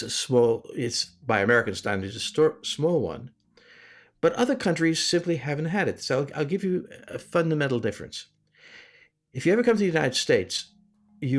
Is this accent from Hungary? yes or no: yes; Hungary; moved away; I was born in Hungary.